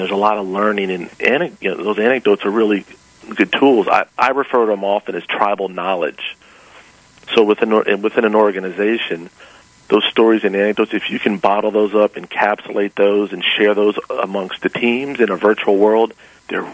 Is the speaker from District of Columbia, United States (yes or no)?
yes; Washington, District of Columbia, United States; also born or lived in Knoxville, Tennessee; I grew up in Washington, D.C.